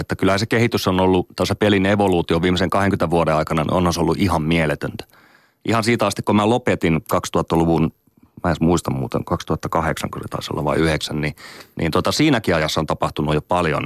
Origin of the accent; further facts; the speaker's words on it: Oulu, North Ostrobothnia, Finland; mä oon Oulusta kotoisin